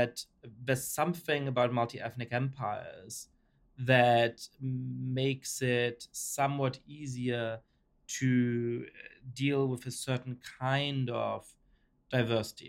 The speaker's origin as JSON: {"language": "English", "country": "Germany", "tie": "born or raised there", "also_born_or_lived": "Poland / Italy / France / United Kingdom", "moved": "yes", "lives_now": "United States", "said": "I was raised in Germany"}